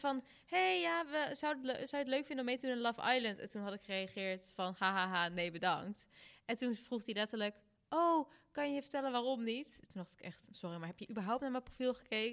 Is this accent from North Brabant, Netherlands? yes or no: yes; North Brabant, Netherlands; ik kom uit Brabant en dan vieren we lekker carnaval